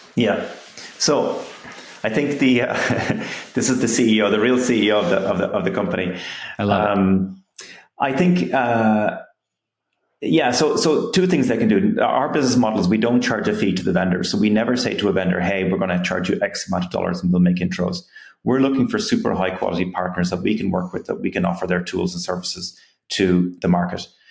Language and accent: English; Ireland; moved away as an adult; also born or lived in Silicon Valley; I'm from Ireland, I came to Silicon Valley